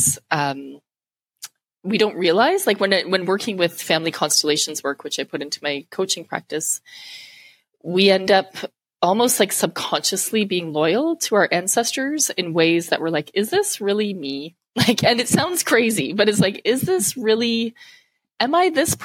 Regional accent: Canada; being Canadian. I was able to go back home with my passport and made it through the systems. So coming back to my hometown, which is where I live now

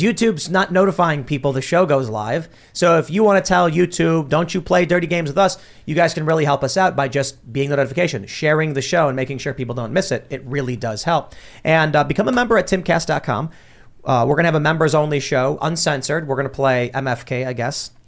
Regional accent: Chicago, Illinois, United States; I'm from Chicago

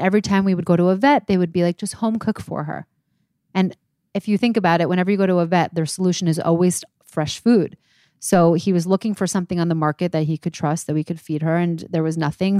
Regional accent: New York, United States; I am twenty-nine. I am from New York

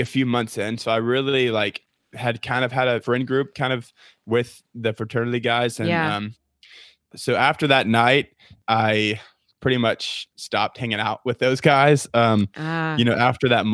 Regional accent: Niceville, Florida, United States; moved away as an adult; now in Auburn, United States; I'm from a little town called Niceville.

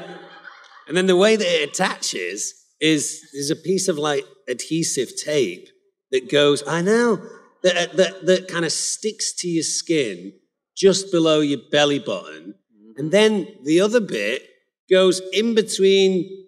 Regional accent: England, United Kingdom; I'm English

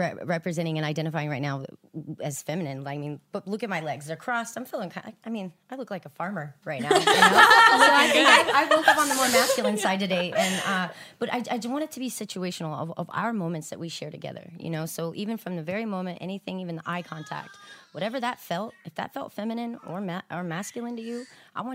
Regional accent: Houston, Texas, United States; also born or lived in Abilene, Texas / Austin, Texas; now in Los Angeles, United States; But I grew up in South Houston, born in Abilene

